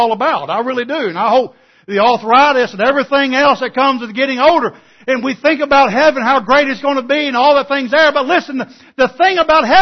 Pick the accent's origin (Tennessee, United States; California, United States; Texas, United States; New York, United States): Texas, United States; East; growing up in East Texas, you know, it's like South Arkansas, the Bible Belt